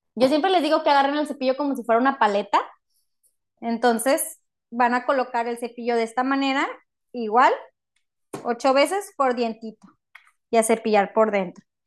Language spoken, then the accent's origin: Spanish; Matamoros, Tamaulipas, Mexico; moved away as an adult; now in Monterrey, Mexico; yo originalmente no soy de Monterrey, yo soy de Matamoros, Tamaulipas.